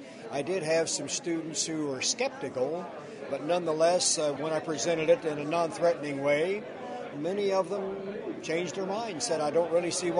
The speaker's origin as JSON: {"language": "English", "region": "Ohio", "country": "United States", "said": "I'm from Ohio in the United States."}